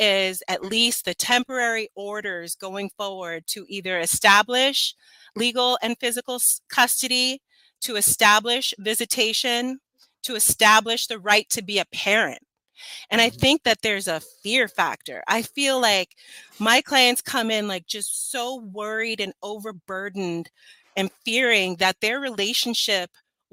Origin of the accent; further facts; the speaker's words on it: Los Angeles, California, United States; The neighborhood I grew up in is Los Feliz, which is right close